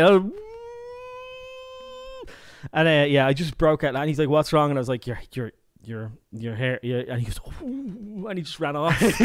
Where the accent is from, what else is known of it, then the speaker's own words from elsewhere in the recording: Ireland; I come from Ireland